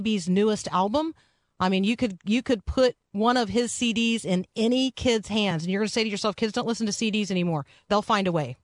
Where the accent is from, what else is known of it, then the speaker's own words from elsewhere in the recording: Tampa, Florida, United States; moved away; I grew up in South Tampa and I went to Plant High School